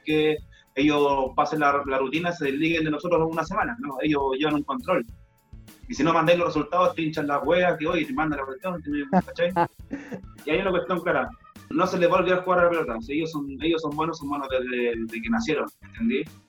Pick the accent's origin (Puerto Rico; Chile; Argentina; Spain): Chile; somos chilenos